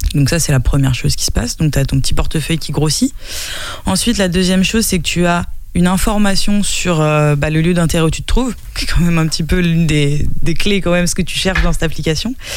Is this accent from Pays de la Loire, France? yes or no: yes; Nantes, Pays de la Loire, France; moved away as an adult; now in Angers, France; je suis pas angevine euh, d'origine, je suis nantaise d'origine, mais ça fait dix ans que je suis installée là